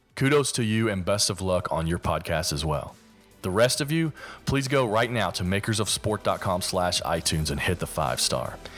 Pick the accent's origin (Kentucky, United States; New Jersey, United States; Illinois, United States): Kentucky, United States; accent: Kentucky; my Kentucky accent